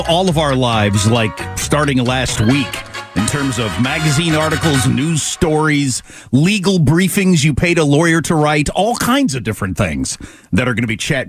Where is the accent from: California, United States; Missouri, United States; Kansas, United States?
Kansas, United States; Scott City; moved away; I'm from Scott City and went to Fort Hays State, the Harvard of the Plains, we call it.